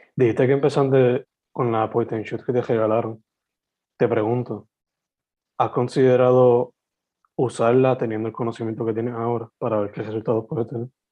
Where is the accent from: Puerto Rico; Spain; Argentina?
Puerto Rico; Sabana Grande, southwest Puerto Rico; also born or lived in San Germán; yo siendo alguien naturalmente del suroeste, porque me crié en Sabana Grande, San Germán, esas dos áreas